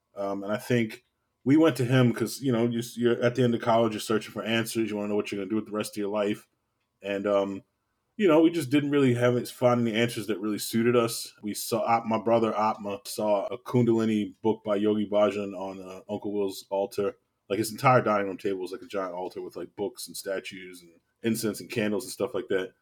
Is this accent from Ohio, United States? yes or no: no; Baltimore, Maryland, United States; I'm from Baltimore, born and raised, uh, West Baltimore, to be exact